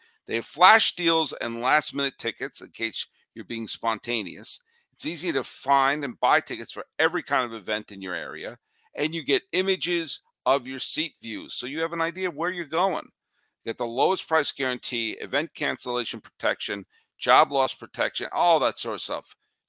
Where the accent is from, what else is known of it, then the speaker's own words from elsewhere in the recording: suburbs of Boston, Massachusetts, United States; I grew up in New England. I grew up in the suburbs of Boston.